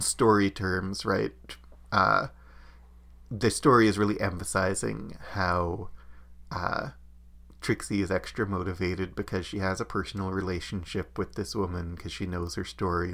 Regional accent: Canada; as a Canadian

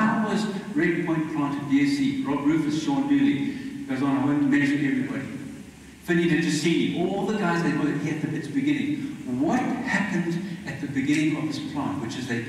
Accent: South Africa; I'm Mauritian blood, I believe, but I'm a South African.

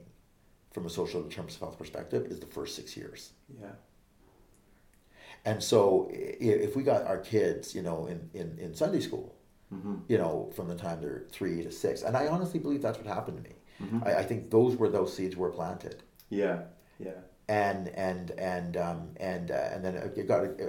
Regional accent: Vancouver, British Columbia, Canada; I was born and raised in Vancouver, Canada

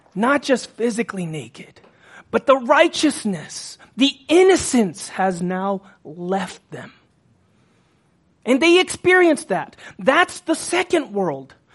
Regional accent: Texas, United States; I'm from Texas

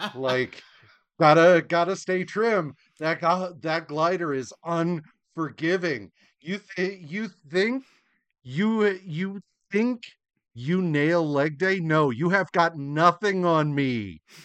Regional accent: United States; as an American

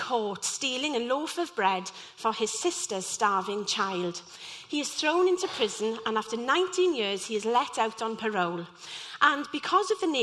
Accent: Llanelli, Wales, United Kingdom; I'm from Llanelli and was part of the local youth theatre there.

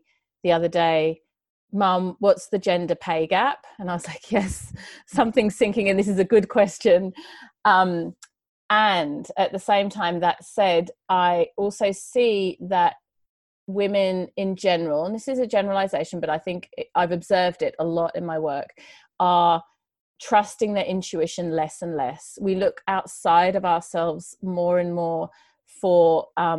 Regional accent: United Kingdom; moved away as an adult; also born or lived in Sydney, Australia; now in Australia; I grew up just outside of London in the countryside in England.

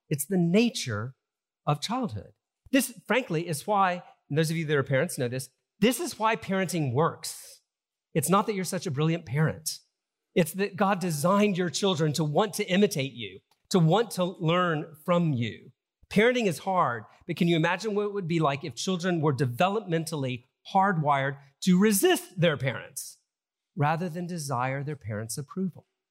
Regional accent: Deep South, United States; I grew up in Southern Baptist churches in the Deep South

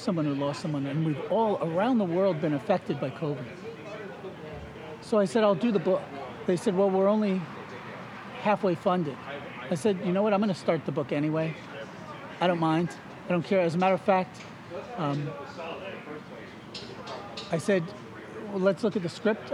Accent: New Jersey, United States; accent: Jersey; I'm from Jersey

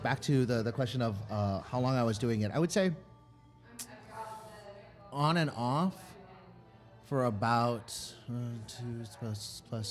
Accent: Honolulu, Hawaii, United States; now in Chicago, United States; I grew up in Honolulu, Hawaii, and did improv

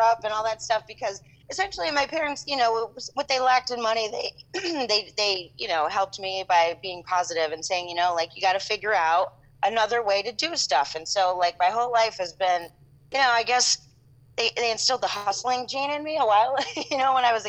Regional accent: the Poconos, Pennsylvania, United States; I'm from the Poconos. I'm like, I grew up on a farm

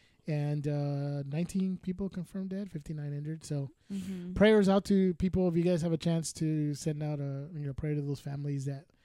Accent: California, United States; We're from California

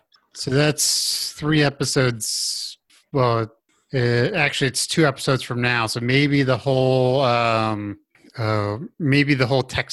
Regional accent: Gulf Coast, United States; moved away; I grew up on the Gulf Coast

